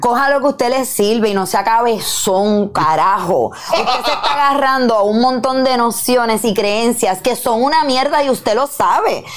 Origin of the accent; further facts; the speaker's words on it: Puerto Rico; soy una mujer boricua, con curvas, que hablo malo